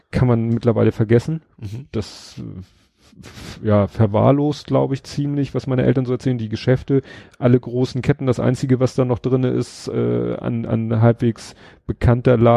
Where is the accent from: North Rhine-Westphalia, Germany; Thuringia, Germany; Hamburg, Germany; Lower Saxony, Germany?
Hamburg, Germany; an drei Punkten, so, wenn ich das richtig erinnere, eben Stalzhoop, wo ich aufgewachsen bin, Mümmelmannsberg